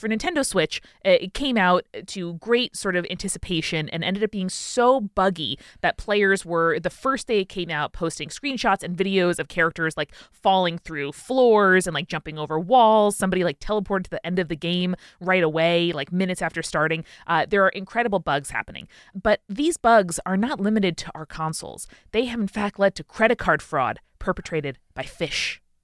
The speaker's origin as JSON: {"language": "English", "town": "Merrick", "region": "New York", "country": "United States", "tie": "born or raised there", "also_born_or_lived": "Queens, New York", "said": "my hometown of Merrick, New York"}